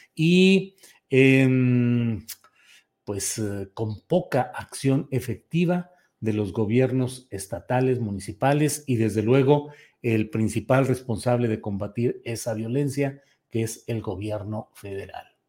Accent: Torreón, Coahuila, Mexico; soy oriundo de Torreón, Coahuila

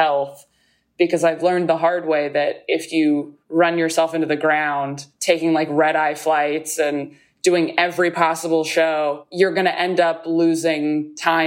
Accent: California, United States; moved away as an adult; now in New York, United States; I'm from California, not like LA proper, but I grew up in California.

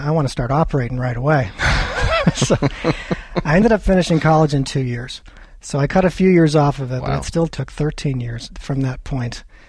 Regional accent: Wisconsin, United States; also born or lived in California; I grew up in a small town in Wisconsin, a little town of 800 people, farming community. I was actually born in California, but we moved quite a number of times because my father was a chemical engineer.

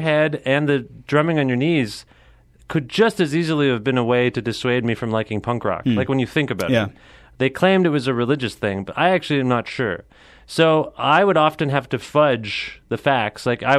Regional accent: Cambridge, Ontario, Canada; We were born and raised in Cambridge, Ontario, which is about a half hour outside of Guelph.

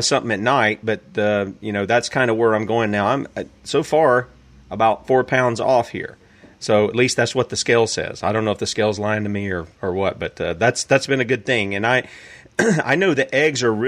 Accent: the South, United States; I'm from the South.

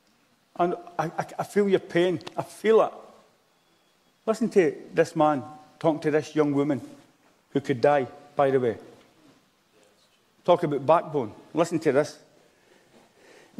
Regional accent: Glasgow, Scotland, United Kingdom; I'm Glaswegian

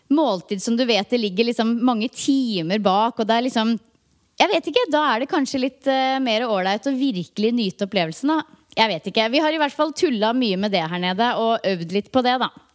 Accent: Norway; hjemme i Norge

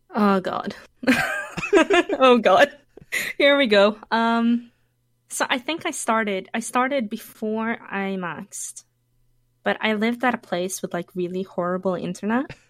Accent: Norway; I was born in Norway.

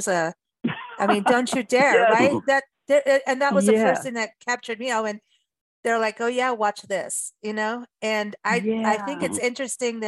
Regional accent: South Africa; also born or lived in Wisconsin / California; now in United States; growing up in South Africa

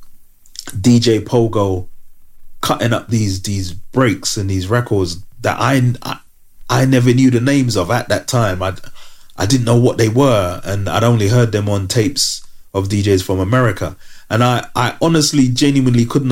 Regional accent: London, United Kingdom; I was from London

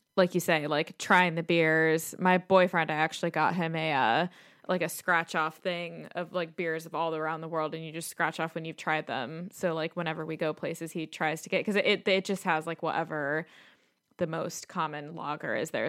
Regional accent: Chicago, Illinois, United States; now in London, United Kingdom; as a Chicagoan

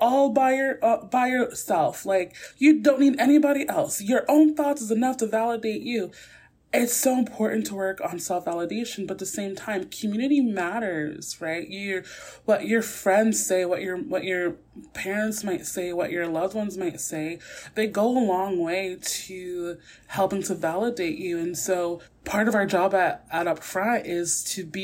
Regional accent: New York City, New York, United States; I'm also from Brooklyn. I'm going to drop my G sometimes.

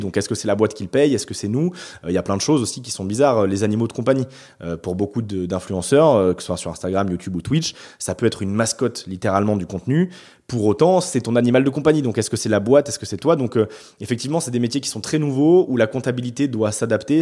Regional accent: Bordeaux, Nouvelle-Aquitaine, France; also born or lived in Paris; je suis né à Bordeaux, j'ai fait deux ans à Paris pour un stage, enfin pour de l'alternance, mais, mais je suis revenu ici

